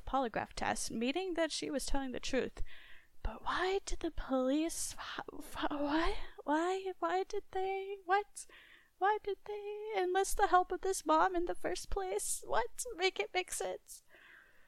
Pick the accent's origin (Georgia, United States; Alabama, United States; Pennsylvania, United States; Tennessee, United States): Tennessee, United States; Memphis; I consider Memphis my hometown